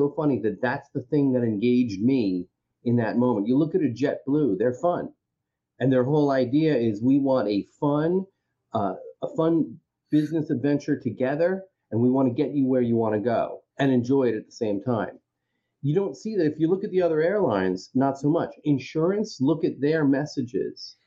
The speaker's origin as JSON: {"language": "English", "area": "Long Island", "region": "New York", "country": "United States", "tie": "born or raised there", "said": "growing up in Long Island, or failing to grow up in Long Island"}